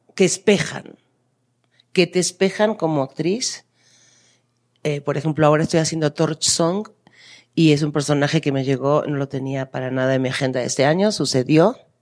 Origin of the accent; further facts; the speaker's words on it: Argentina; now in Mexico; yo soy argentina, vivo en México